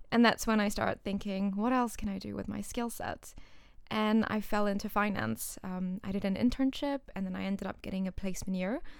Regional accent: Singapore; moved away as an adult; also born or lived in India; now in United Kingdom; I was born in India, but I moved to Singapore, um, which is a country and a city mm-hmm. um, in, uh, Southeast Asia at the age of 2

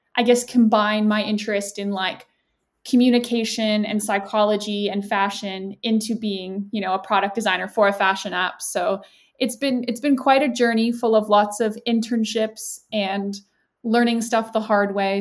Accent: Canada; moved away as an adult; now in United Kingdom; I'm actually Canadian, but I uh, moved to the UK for university

